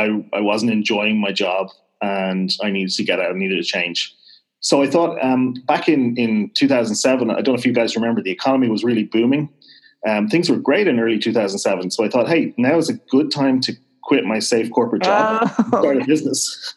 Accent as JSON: {"language": "English", "town": "Dublin", "region": "Leinster", "country": "Ireland", "accent": "fairly neutral Irish", "said": "So I'm actually originally from Dublin, which is why I don't really have a strong west accent. I have a fairly neutral accent, actually, for an Irish guy."}